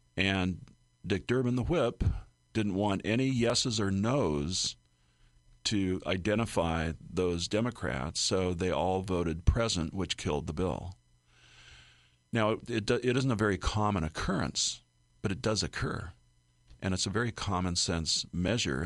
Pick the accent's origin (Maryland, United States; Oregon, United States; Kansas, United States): Oregon, United States; now in Illinois, United States; My home state of Oregon